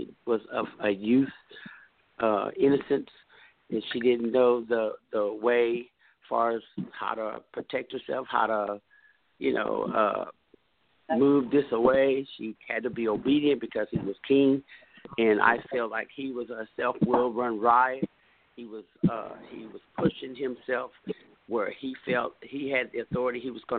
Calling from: Texas, United States; Hello, I'm calling from Texas.

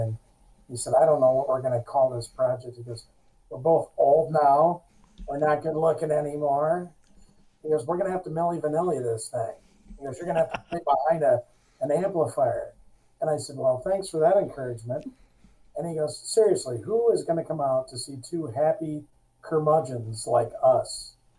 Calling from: Grand Blanc, Michigan, United States; We're calling in just north of Detroit, a smaller community, Grand Blanc, Michigan.

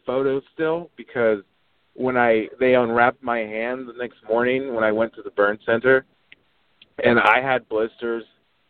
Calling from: Oregon, United States; From Oregon, man.

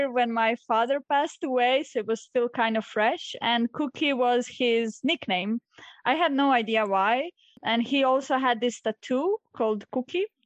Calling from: Solin, Split-Dalmatia County, Croatia; I'm zooming in from Solin, which is a small coastal town in Croatia near Split.

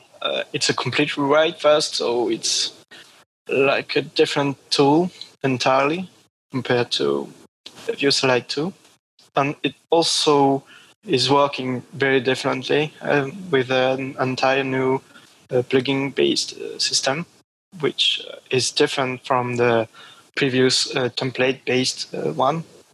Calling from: Lyon, Auvergne-Rhône-Alpes, France; I'm calling from Lyon, where I live, in France.

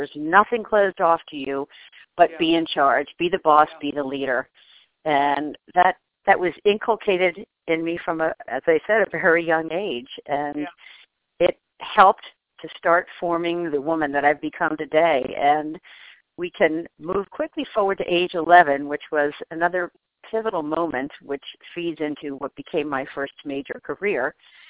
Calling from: New York City, New York, United States; I am currently in the New York City area.

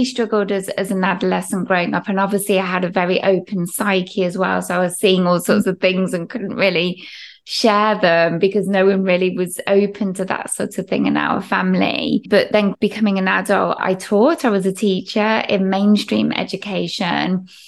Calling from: England, United Kingdom; So I'm actually in the heart of England, UK.

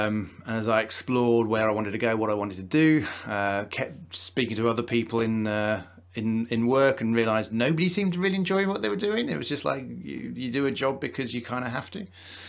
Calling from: Wakefield, Yorkshire and the Humber, United Kingdom; Wakefield, not too far from Leeds

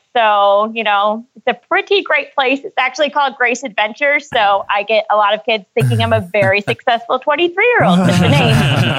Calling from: Hart, Michigan, United States; I'm calling you from Hart, Michigan, about an hour and a half north of Grand Rapids.

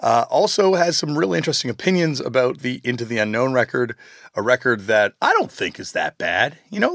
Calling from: Toronto, Ontario, Canada; I'm calling from actually the middle of nowhere in Ontario right now, but normally I'm calling from Toronto, Canada.

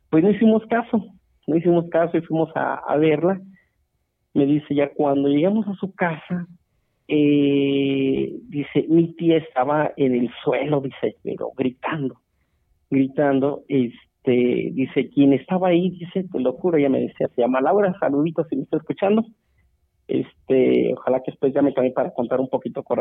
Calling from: Celaya, Guanajuato, Mexico; Eh, Celaya, Guanajuato, acá estamos escuchándolos muy, muy entretenidos

